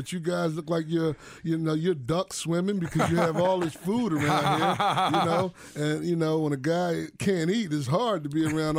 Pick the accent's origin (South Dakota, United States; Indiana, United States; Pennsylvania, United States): Pennsylvania, United States; Philadelphia; my roots run deep in Philadelphia.